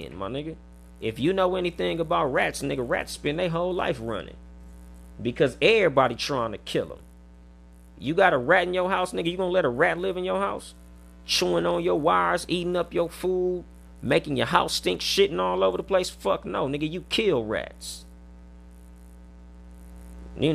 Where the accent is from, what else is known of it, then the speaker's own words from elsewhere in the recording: West Coast, United States; accent: West Coast; We on the West Coast with it. You can tell by my accent.